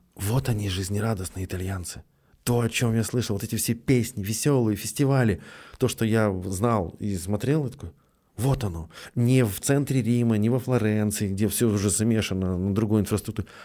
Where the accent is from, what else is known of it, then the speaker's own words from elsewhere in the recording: Petrozavodsk, Republic of Karelia, Russia; я в этот момент из Петрозаводска, ну, командирован в Москву